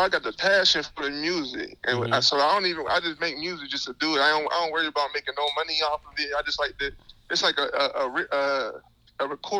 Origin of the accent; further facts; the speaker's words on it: Mississippi, United States; also born or lived in Pittsburgh, Pennsylvania; now in Aliquippa, United States; I'm originally from Mississippi. I moved down this way, moved to Pittsburgh, Northview Heights. Then we found our way to Aliquippa. Come to find out, we had a whole bunch of family down in this town, so it felt just like home coming down here.